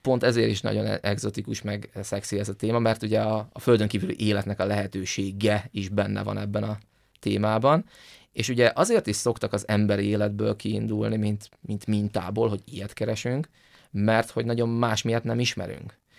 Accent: Hungary; mi magyarok vagyunk

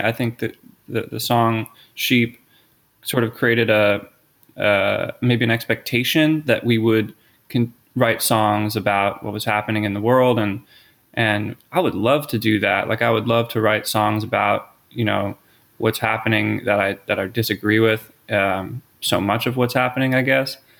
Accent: Philadelphia, Pennsylvania, United States; moved away as an adult; also born or lived in Los Angeles; I grew up in the Philadelphia area.

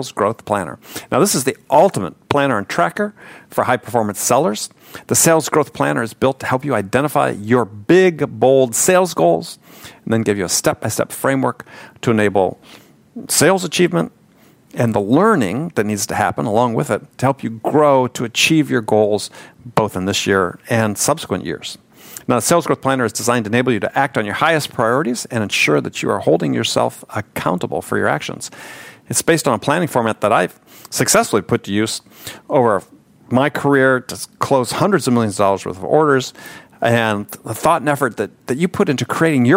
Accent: San Diego, California, United States; San Diego-based company, as many of you know, my hometown

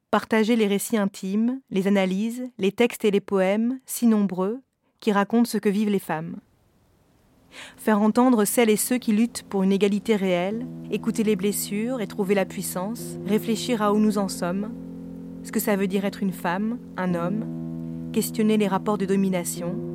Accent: northern France, France; now in Paris, France; Je viens du nord de la France, d'un milieu privilégié. J'habite aujourd'hui à Paris, dans un quartier bobo.

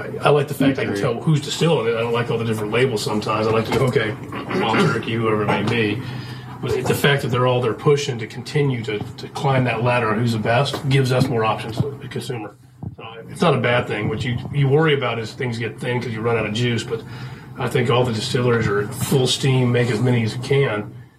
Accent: Arizona, United States; I'm from Arizona.

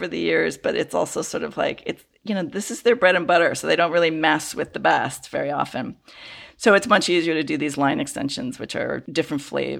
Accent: Chicago, Illinois, United States; I grew up in the Chicago area

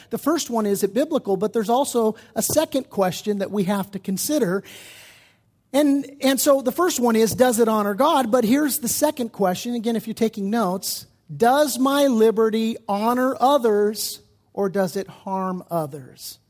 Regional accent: United States; especially as American Christians

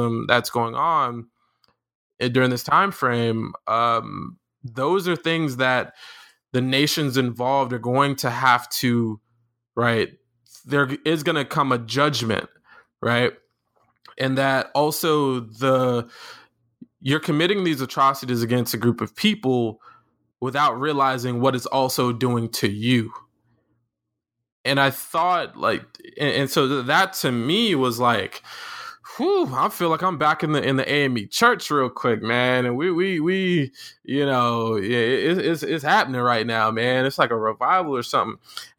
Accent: Florida, United States; growing up in Florida

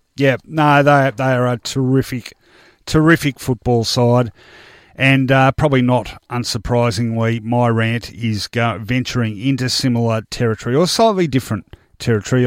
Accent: Melbourne, Victoria, Australia; I grew up in Richmond's metropolitan recruiting ground when the Tigers were at their strongest in the early seventies

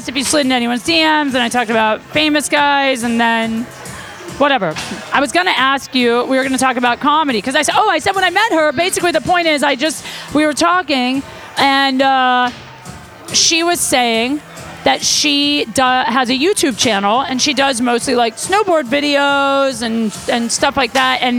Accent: the Valley, California, United States; I'm actually from the Valley.

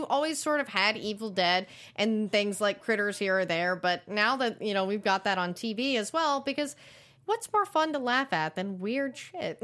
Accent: the South, United States; growing up in the South

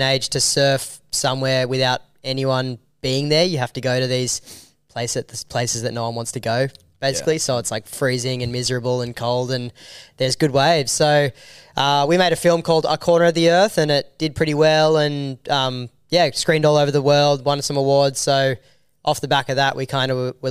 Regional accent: Australia; I'm a filmmaker from Australia.

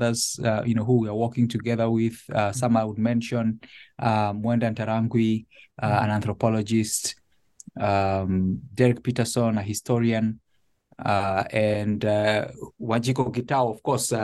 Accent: Nairobi, Kenya; moved away as an adult; now in Connecticut, United States; I was born and raised in Nairobi. My family lived there until this transition to Connecticut.

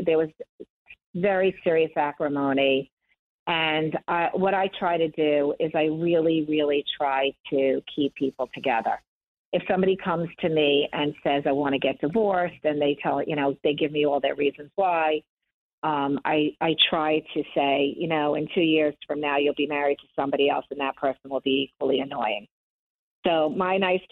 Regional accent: Long Island, New York, United States; I grew up in Long Island, and I was born in 1965

